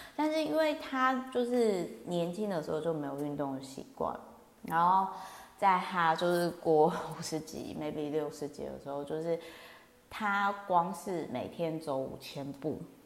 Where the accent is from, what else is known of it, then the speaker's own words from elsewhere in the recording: Kaohsiung, Taiwan; now in Taipei, Taiwan; 因为我老家呢是乡下高雄